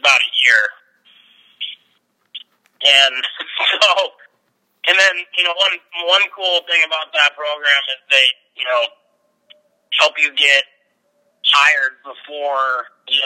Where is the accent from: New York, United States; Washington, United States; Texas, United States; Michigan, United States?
Washington, United States; Lake Stevens; also born or lived in Phoenix, Arizona / Mount Vernon, Washington; our house that I grew up in Lake Stevens